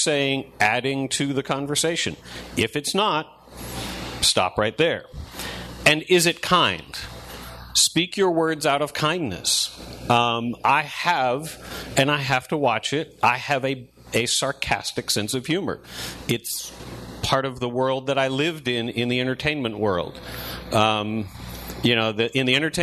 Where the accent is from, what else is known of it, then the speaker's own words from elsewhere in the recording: Northeast, United States; I grew up in the Northeast